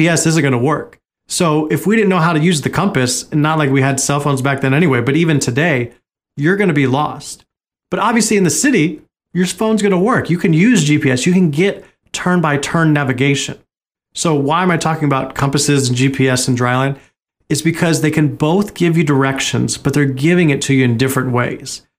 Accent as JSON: {"language": "English", "region": "Oregon", "country": "United States", "tie": "born or raised there", "said": "growing up in Oregon"}